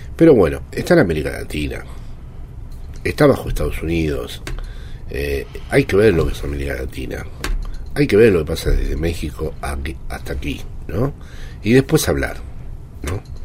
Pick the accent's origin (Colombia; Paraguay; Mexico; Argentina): Argentina; now in Spain; siempre digo que soy argentino